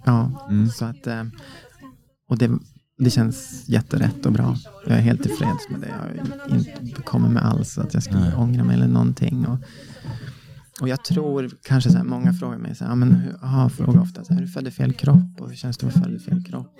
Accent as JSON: {"language": "Swedish", "region": "Norrland inland", "country": "Sweden", "tie": "born or raised there", "said": "Jag växte upp i Norrland, Norrlands inland"}